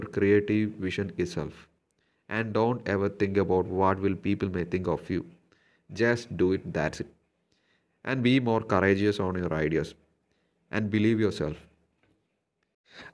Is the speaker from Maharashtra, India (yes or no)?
no; Thiruvananthapuram, Kerala, India; I'm from Trivandrum, Kerala